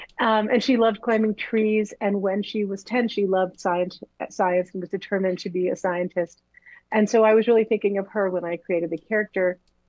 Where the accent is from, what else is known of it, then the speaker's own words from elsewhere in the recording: Woodbridge, Connecticut, United States; now in Los Angeles, United States; Yep, I grew up in Woodbridge, and I went to Hopkins.